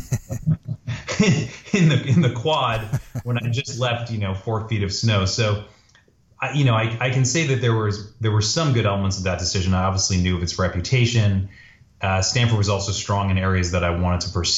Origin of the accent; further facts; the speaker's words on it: Toronto, Ontario, Canada; moved away; also born or lived in Montreal / Northern California; So I was born in Montreal, but I grew up in Toronto